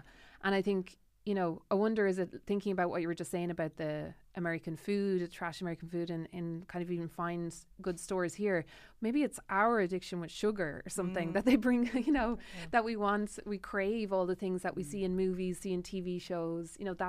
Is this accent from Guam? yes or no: no; Tipperary, Munster, Ireland; born or raised there; now in Dublin, Ireland